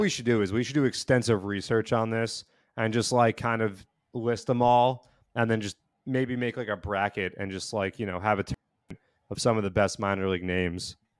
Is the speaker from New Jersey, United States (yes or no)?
yes; New Jersey, United States; I am from Central Jersey, which does exist.